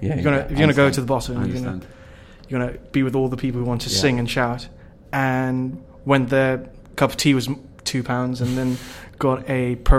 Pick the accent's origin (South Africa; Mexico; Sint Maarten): South Africa; It is true, because I didn't grow up in the UK. I grew up in South Africa.